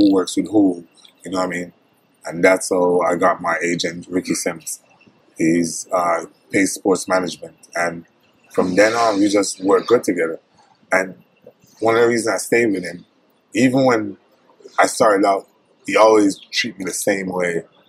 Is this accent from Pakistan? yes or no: no; Jamaica; I went to Mexico for vacation in Cabo, and it was a guy. I was like, yo, I'm from Jamaica.